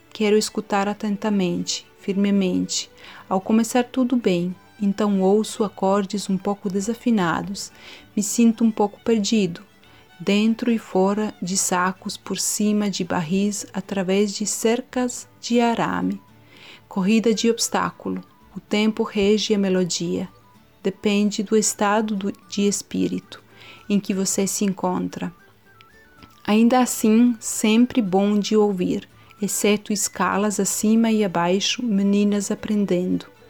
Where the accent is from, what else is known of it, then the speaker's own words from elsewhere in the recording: Montenegro; sou de Montenegro